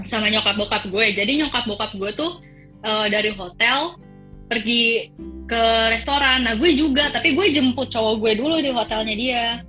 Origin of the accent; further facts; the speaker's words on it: Java, Indonesia; also born or lived in Semarang; now in Jakarta, Indonesia; gue sebagai orang Jawa